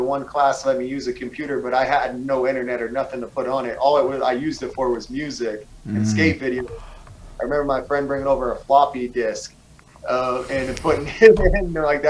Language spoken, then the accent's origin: English; East Coast, United States; I grew up on the East Coast, skateboarding wasn't really popular